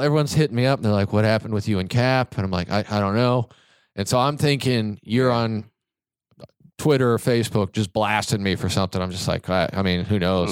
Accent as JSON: {"language": "English", "region": "Kansas", "country": "United States", "moved": "yes", "said": "I'm from Kansas"}